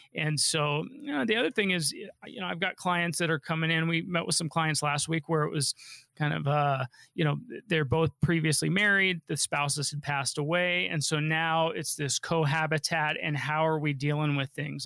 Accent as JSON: {"language": "English", "town": "Denver", "region": "Colorado", "country": "United States", "tie": "born or raised there", "said": "I grew up here in Denver and they've been here, you know, since I was born"}